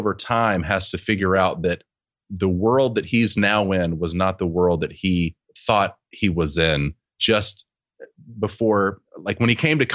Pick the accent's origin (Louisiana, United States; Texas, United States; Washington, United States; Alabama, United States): Alabama, United States; moved away as an adult; also born or lived in Prattville, Alabama / Los Angeles, California / Florida; So I grew up in Alabama. Other than spending a little bit of time in college in Florida, I grew up in, my whole life was in Alabama